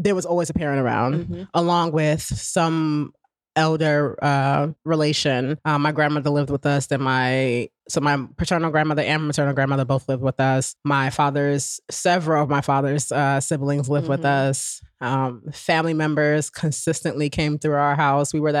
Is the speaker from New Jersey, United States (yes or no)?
yes; Newark, New Jersey, United States; I grew up in Newark